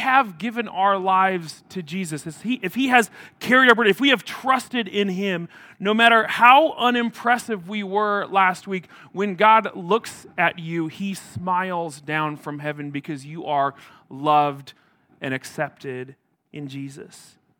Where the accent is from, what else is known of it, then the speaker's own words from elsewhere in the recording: Atkinson, Nebraska, United States; I grew up in a small town in Nebraska. I grew up in Atkinson, north central Nebraska. It's a town of about 1,500 people.